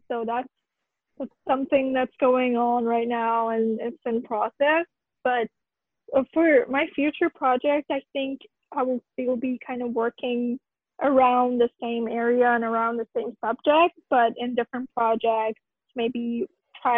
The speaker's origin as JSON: {"language": "English", "country": "Iran", "moved": "yes", "said": "I'm from Iran"}